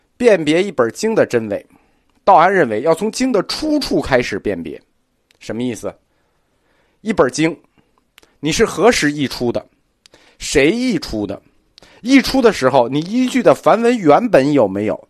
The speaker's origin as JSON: {"language": "Chinese", "country": "China", "said": "我们中国人"}